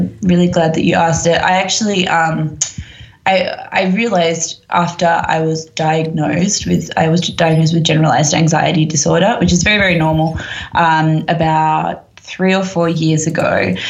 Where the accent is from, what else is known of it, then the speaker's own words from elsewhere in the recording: London, United Kingdom; born there; I was born in London. My dad lives here. I have a huge amount of family over here. I have a British passport.